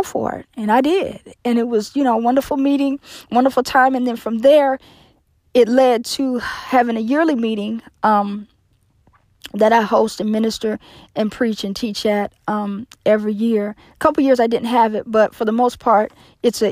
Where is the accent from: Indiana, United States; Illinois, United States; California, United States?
Indiana, United States; Indianapolis; every year I hold a yearly meeting in my hometown of Indianapolis, Indiana